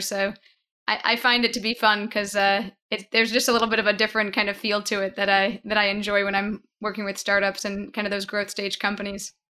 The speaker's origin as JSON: {"language": "English", "area": "Long Island", "region": "New York", "country": "United States", "tie": "born or raised there", "moved": "yes", "said": "I'm a native New Yorker. I grew up on Long Island"}